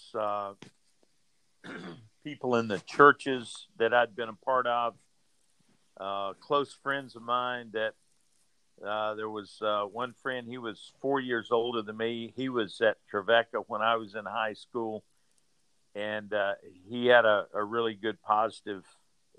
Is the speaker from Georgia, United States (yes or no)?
yes; Georgia, United States; I was raised in Georgia